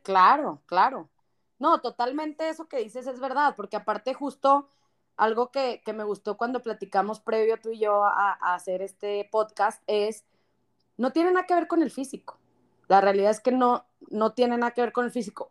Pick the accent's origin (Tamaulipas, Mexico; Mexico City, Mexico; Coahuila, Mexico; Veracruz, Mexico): Coahuila, Mexico; Torreón; Torreón, de donde soy yo